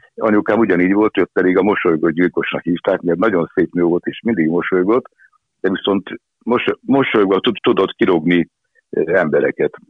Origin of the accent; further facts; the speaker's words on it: Budapest, Hungary; also born or lived in Esztergom; Akkor én egy kőbányai gyerek vagyok, kőbányai születtem, és ott is éltem 20 évig, 21 éves koromig